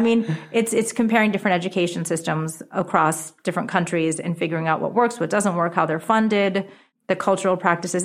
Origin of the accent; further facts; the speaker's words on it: New York City, New York, United States; first language Japanese; English is a second language; also born or lived in Rye, New York / Japan; I'm actually from America